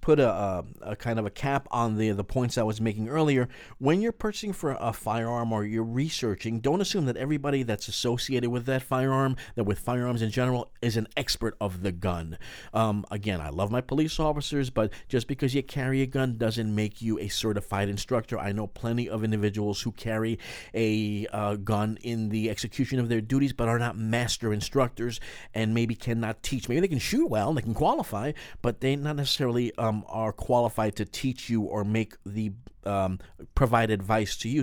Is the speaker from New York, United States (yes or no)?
yes; New York, United States; we're both from New York